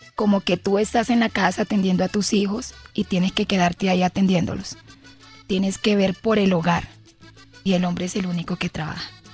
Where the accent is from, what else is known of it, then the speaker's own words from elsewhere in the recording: Villanueva, La Guajira, Colombia; el plato típico de allá de Villanueva, Guajira